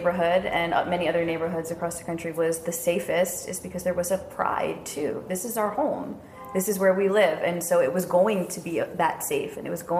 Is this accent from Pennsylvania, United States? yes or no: no; about 45 minutes north of New York City, United States; grew up about 45 minutes north of the city, but I grew up around Italian Americans. It was kind of this second wave. My parents came in the late 60s